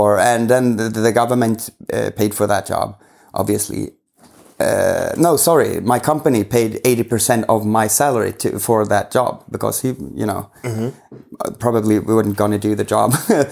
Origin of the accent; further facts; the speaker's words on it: Sweden; I'm from Sweden, of course.